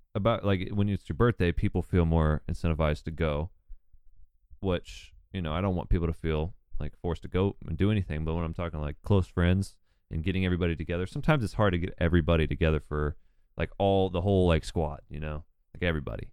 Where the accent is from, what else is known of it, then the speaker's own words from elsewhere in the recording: Newnan, Georgia, United States; I'm from, like, thirty minutes south of Atlanta